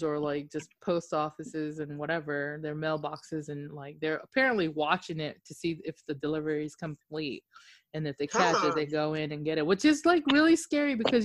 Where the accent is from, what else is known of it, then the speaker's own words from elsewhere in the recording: Okinawa, Japan; I'm like from Japan or like Okinawa, and I'm like, yes, I'm black and Okinawan